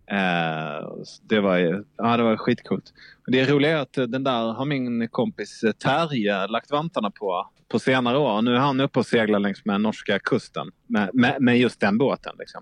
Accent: Malmö, Skåne, Sweden; Jag är uppvuxen i Malmö

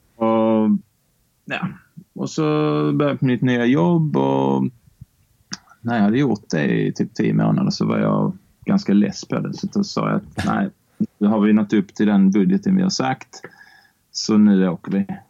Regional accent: Barsebäck, Skåne, Sweden; uppväxt i Barsebäck

